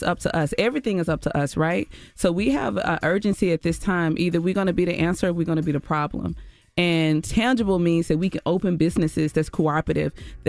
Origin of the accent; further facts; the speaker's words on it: Mississippi, United States; I was a teacher for years. I taught in the Mississippi Delta. I'm from Mississippi.